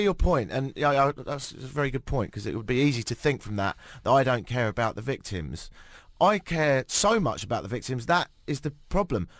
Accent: United Kingdom; I'm British

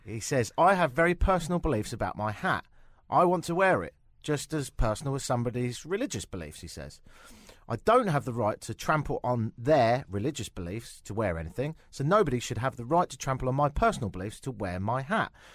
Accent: England, United Kingdom; moved away as an adult; now in Toronto, Canada; me go back to England

